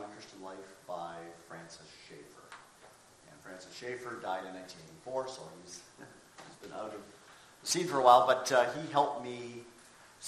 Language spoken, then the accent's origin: English; Toronto, Ontario, Canada; moved away; also born or lived in Kentucky; I grew up in the Toronto area in Canada